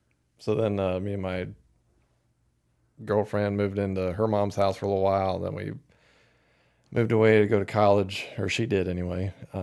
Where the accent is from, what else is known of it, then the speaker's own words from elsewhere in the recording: Nebraska, United States; Probably similar to what it's like growing up in Iowa or Kansas. Or South Dakota, out in the middle of frickin' nowhere, with nothing to do.